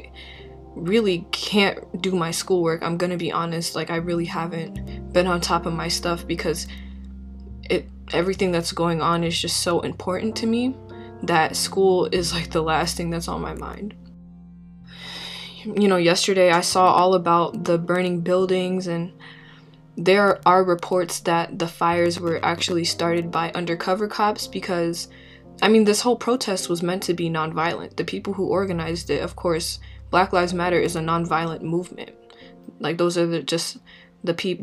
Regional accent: St. Paul, Minnesota, United States; as a Minnesotan, as somebody who was born and raised in St. Paul

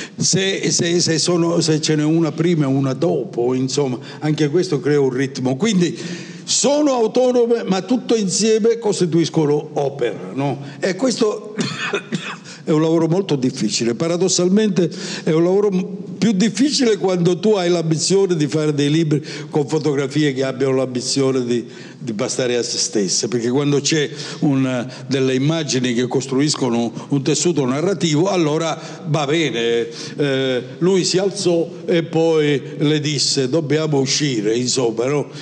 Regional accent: province of Palermo, Sicily, Italy; first language Italian; also born or lived in Paris; now in Milan, Italy; io sono nato in Sicilia, provincia di Palermo, 76 anni fa

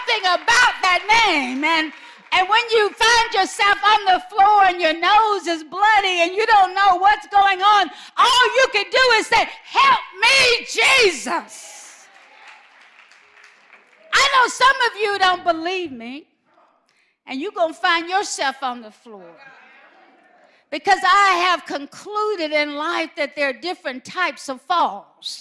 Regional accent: Alabama, United States; I'm from Alabama.

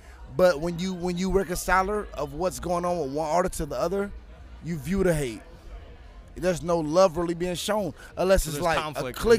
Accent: West Palm Beach, Florida, United States; I'm from West Palm Beach.

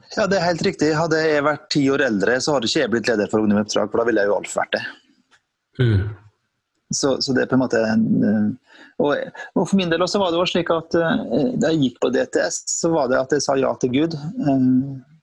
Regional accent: Sunndalsøra, Møre og Romsdal, Norway; moved away; kommer fra et lite sted eh, på, i Møre og Romsdal som heter for eh, Sunndalsøra. Så Det er jo det mm. fineste stedet. Eh, det er jo ikke by, da, så det når ikke Men eh, hadde det vært by, så ville det vært by nummer én. Men eh, det er jo så lite at det er ikke langt ifra by. Så der er jeg født og oppvokst

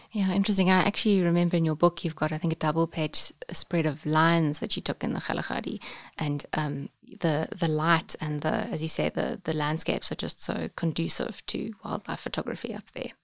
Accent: Umkomaas, KwaZulu-Natal, South Africa; I grew up on the south coast, so a tiny little town called Umkumas

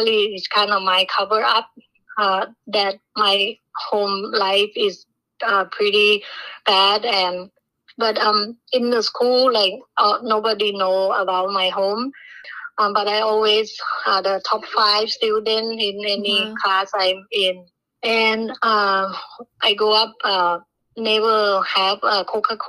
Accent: Bangkok, Thailand; English is a second language; moved away; I was born in Bangkok. My mom worked as a cook at a restaurant. My dad is alcoholic and can never keep any job

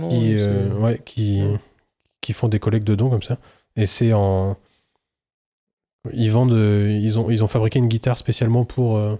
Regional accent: France; Je suis un Français qui comprend rien.

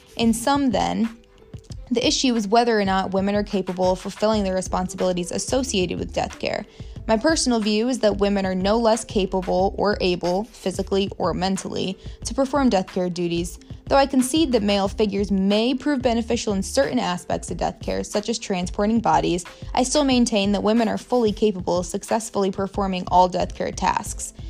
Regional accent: Warsaw, Indiana, United States; also born or lived in Muncie, Indiana; My hometown is Warsaw, Indiana, which is basically directly between Fort Wayne and South Bend

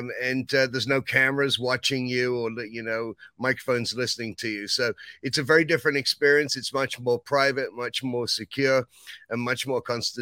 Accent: England, United Kingdom; Well, you know, I mean, I came from England, and, you know, when it comes to England and America and taxes, I think there's a history there.

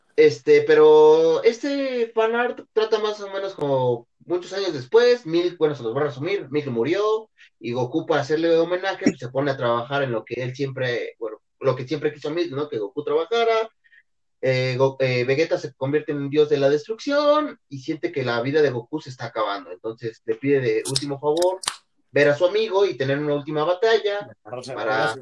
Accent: Mexico; como eh, mexicanos

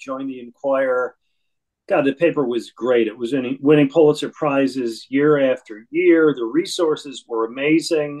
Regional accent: Buffalo, New York, United States; moved away as an adult; also born or lived in Boston / Fort Lauderdale, Florida / Detroit; now in Philadelphia, United States; I was born in New York City, raised in Buffalo, New York

